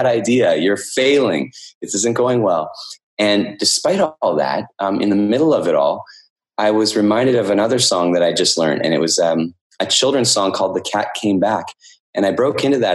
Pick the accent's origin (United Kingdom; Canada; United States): Canada; I'm from Canada, and in Canada, we study French at school